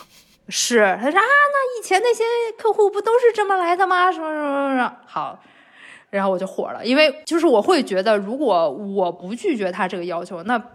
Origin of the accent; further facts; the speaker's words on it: China; 就是像我们中国人会说的那种酒肉朋友